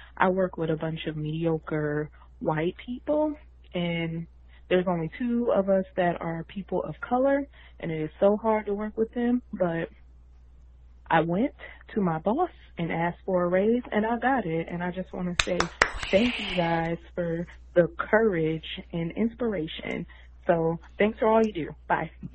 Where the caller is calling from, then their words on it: Atlanta, Georgia, United States; I'm calling from Atlanta